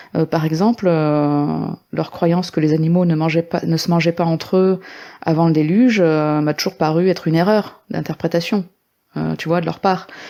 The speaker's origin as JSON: {"language": "French", "town": "Lyon", "region": "Auvergne-Rhône-Alpes", "country": "France", "moved": "yes", "lives_now": "Vaucluse, France", "said": "je vis actuellement dans le Vaucluse, mais je suis originaire de Lyon"}